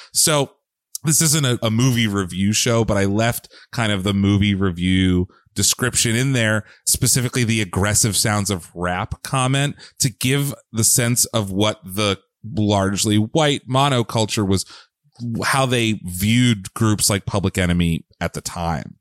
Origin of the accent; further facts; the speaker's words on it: Bucks County, Pennsylvania, United States; We are both Pennsylvania natives.